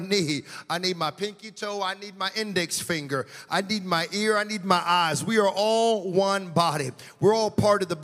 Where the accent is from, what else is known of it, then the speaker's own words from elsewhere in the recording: United States; moved away; I'm from the States